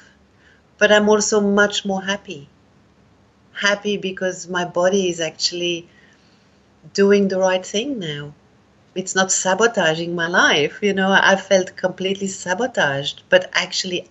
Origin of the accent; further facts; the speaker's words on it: Switzerland; also born or lived in India; now in Australia; I'm from Switzerland originally, but I came to Australia